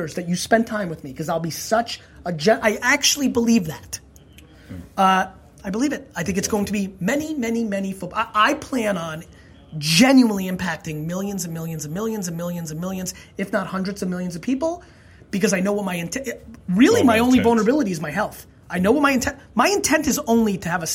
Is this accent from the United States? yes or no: yes; Edison, New Jersey, United States; also born or lived in Belarus / Queens, New York / Dover, New Jersey; Belarus to Queens, Queens to Dover, Dover to Edison, New Jersey